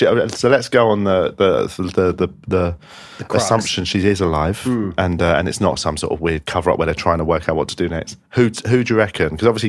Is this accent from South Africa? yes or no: no; England, United Kingdom; I accepted that I'm born here, I'm raised here, I'm schooled here. I've benefited from growing up here. So I did soften in my teens on the whole and accepted that I am an English person, but obviously, you know, second generation.